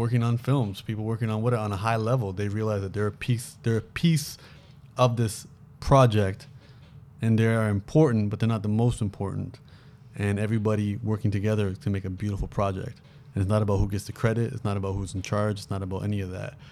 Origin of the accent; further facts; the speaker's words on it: Toronto, Ontario, Canada; moved away as an adult; now in Los Angeles, United States; me growing up in Toronto